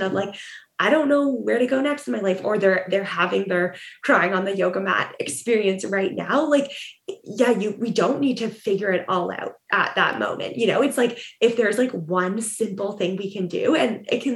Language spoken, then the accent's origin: English; Ontario, Canada; moved away as an adult; now in Vancouver, Canada; I grew up in Ontario